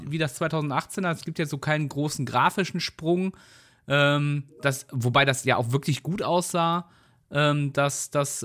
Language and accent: German; North Rhine-Westphalia, Germany; weil wir kommen ja beide hier aus der Ecke